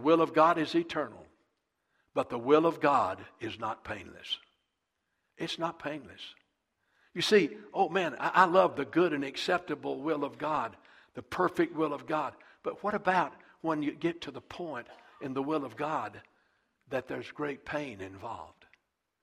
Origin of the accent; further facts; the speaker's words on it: South Carolina, United States; moved away as an adult; also born or lived in Texas; I was pastoring Eastview Baptist Church right outside of my hometown, about 15 minutes from my mother and dad's house